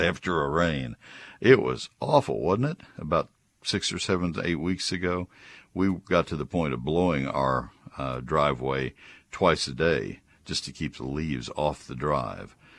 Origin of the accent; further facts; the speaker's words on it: San Antonio, Texas, United States; I was born in San Antonio